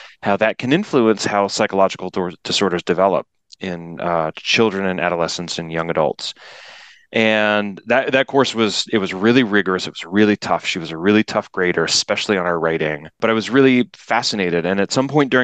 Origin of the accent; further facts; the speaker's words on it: Washington, D.C. and suburban Maryland, United States; moved away; I grew up around the Washington, D.C. and suburban Maryland